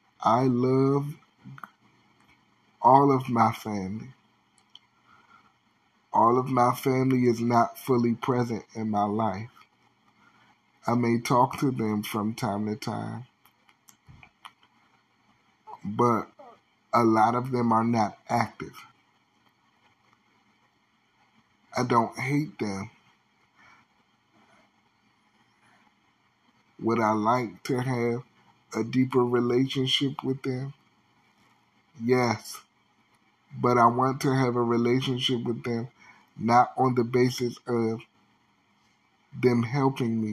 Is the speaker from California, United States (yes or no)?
no; Washington, District of Columbia, United States; my hometown. Washington, D.C. can be very small